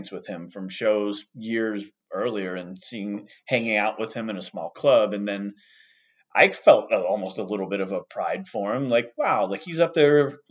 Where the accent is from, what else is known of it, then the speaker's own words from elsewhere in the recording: Ohio, United States; moved away; I grew up in the Midwest. I grew up in Ohio